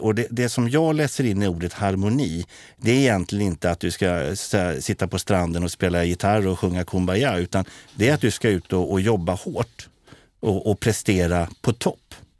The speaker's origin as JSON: {"language": "Swedish", "town": "Katrineholm", "region": "Södermanland", "country": "Sweden", "tie": "born or raised there", "said": "när jag växte upp i Katrineholm"}